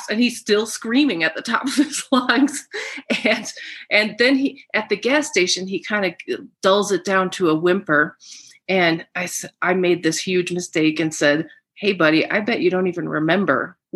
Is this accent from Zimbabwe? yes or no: no; Germany; I am German. I'm from Germany.